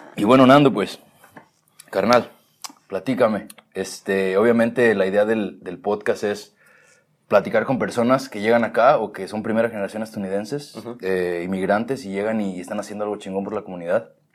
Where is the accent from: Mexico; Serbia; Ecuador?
Mexico; now in California, United States; yo crecí más en México